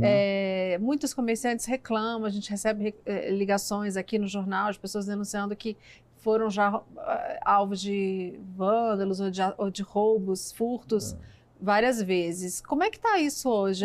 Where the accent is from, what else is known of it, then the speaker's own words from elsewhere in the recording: Brasília, Federal District, Brazil; eu que sou nascida em Brasília e vivi minha vida inteira aqui